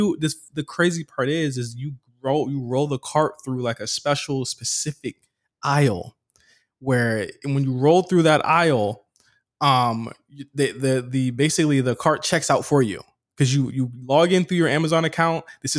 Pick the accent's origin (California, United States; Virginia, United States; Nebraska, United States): Virginia, United States; moved away as an adult; I packed my shit. I dipped out. You know what I mean? I came here from Virginia.